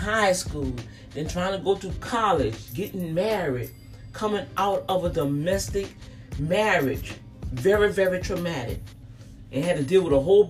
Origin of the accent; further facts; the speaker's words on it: New Orleans, Louisiana, United States; Me growing up in the St. Thomas Project